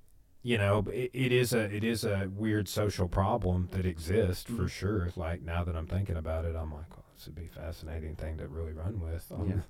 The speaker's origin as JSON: {"language": "English", "town": "Clarksville", "country": "United States", "tie": "born or raised there", "said": "when I was growing up in Clarksville."}